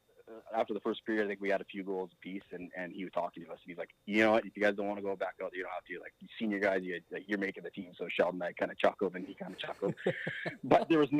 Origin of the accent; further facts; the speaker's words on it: St. Walburg, Saskatchewan, Canada; I actually think that because I grew up in St. Walburg on that 9-hole golf course, that is probably the main reason why I have had any success in golf.